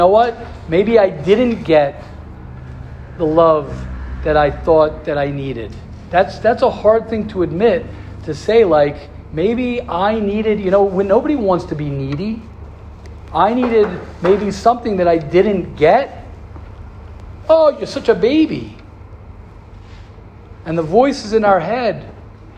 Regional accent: United States; I'm an American

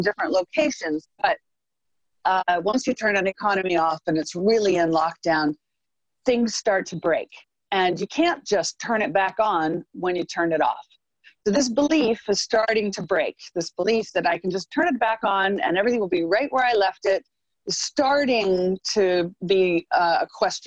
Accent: United States; I'm American, I'm Republican, I'm a market person

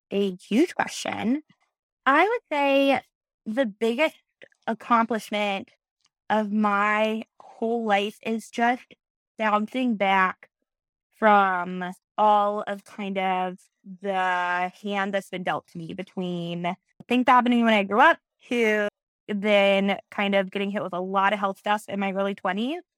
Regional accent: Springfield, Ohio, United States; moved away as an adult; now in Columbus, United States; I am in Columbus, Ohio. I'm originally from Springfield, Ohio, and then I moved here after college.

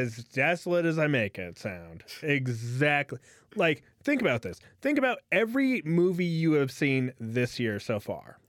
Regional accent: United States; as an American

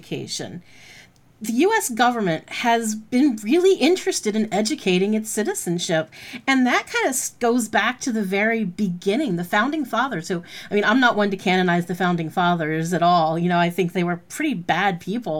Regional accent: New Jersey, United States; I'm from New Jersey

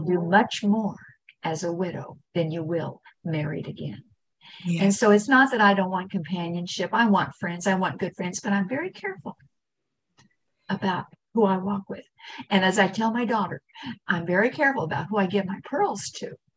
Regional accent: Kansas, United States; I'm, I'm from Kansas

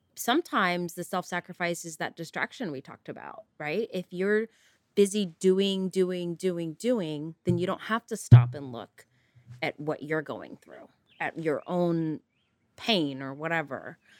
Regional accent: Northern California, United States; also born or lived in East Coast; I was born and raised in Northern California, left to the East Coast for college, and promptly came back to California and haven't left since.

